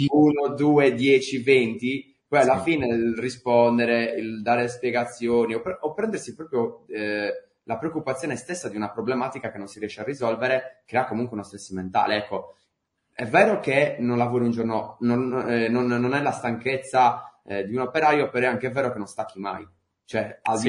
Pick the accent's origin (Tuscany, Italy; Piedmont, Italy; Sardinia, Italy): Sardinia, Italy; accent: Sardinian; sono sardo